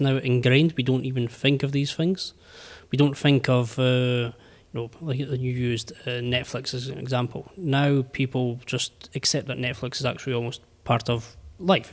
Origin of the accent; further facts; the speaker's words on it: United Kingdom; I'm British